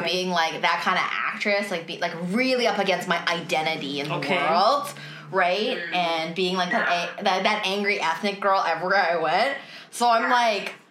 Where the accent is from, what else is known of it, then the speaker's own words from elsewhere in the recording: Windsor, Ontario, Canada; I'm from Windsor